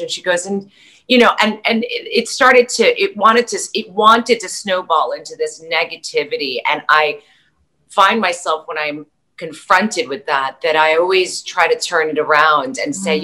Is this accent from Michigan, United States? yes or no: no; New York City, New York, United States; moved away; also born or lived in Las Vegas; I grew up in New York City